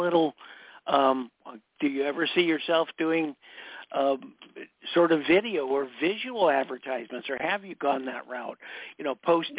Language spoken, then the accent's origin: English; East Coast, United States; but I grew up on the East Coast and the South.